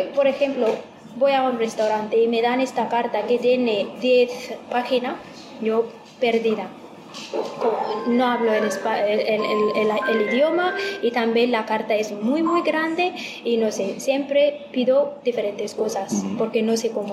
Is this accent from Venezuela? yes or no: no; Ethiopia; Spanish is a second language; now in Spain